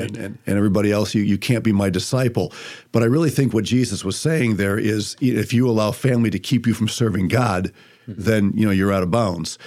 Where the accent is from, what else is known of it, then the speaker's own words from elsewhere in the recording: Toledo, Ohio, United States; I was born in Toledo, Ohio